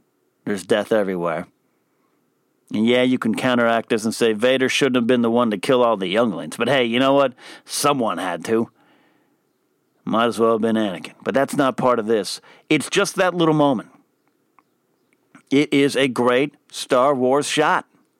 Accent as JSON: {"language": "English", "town": "Pismo Beach", "region": "California", "country": "United States", "tie": "born or raised there", "said": "I grew up in the Central Coast of California in Pismo Beach area. And we got some pine trees on our beaches there. Our beaches are cold."}